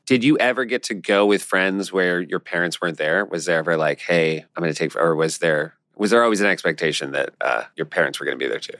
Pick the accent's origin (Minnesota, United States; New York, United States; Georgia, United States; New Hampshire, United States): New Hampshire, United States; we're from New Hampshire